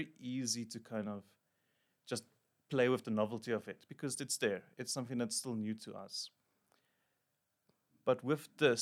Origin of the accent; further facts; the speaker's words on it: Emalahleni, Mpumalanga, South Africa; moved away as an adult; also born or lived in Pretoria / Johannesburg; I grew up in Emalahleni in Mpumalanga.